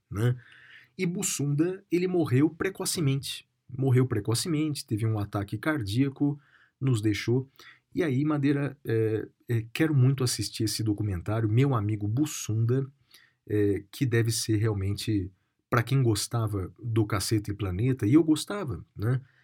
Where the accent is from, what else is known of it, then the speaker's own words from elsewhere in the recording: Guaratinguetá, São Paulo, Brazil; na minha terra natal, na cidade de Guaratinguetá, no interior de São Paulo